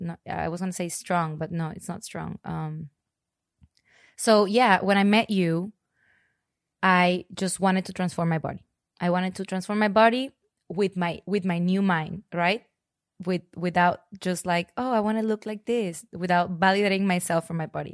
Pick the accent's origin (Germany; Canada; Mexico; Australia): Mexico; Monterrey, Nuevo León; moved away as an adult; also born or lived in Spain / Mexico City / San Francisco / Los Angeles; now in Austin, United States; I was born in Monterrey, Mexico. I grew up there, um, mostly all my life